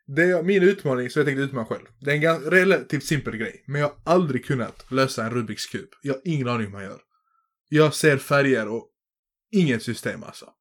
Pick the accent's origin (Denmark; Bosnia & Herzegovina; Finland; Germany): Bosnia & Herzegovina; now in Sweden; i mitt hemlän i Bosnien, där du dricksar alltid